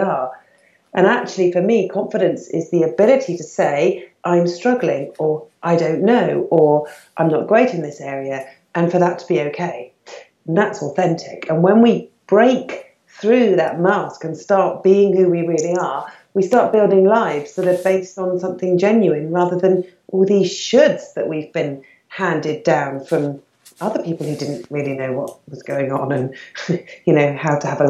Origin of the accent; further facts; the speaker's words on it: United Kingdom; I was born and bred in the UK.